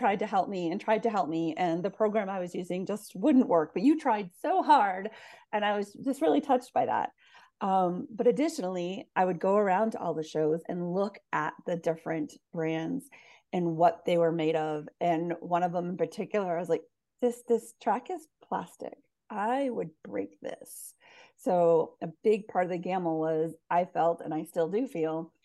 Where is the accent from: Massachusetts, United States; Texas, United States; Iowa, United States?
Massachusetts, United States; now in Oregon, United States; I'm from Massachusetts, but I currently live in Oregon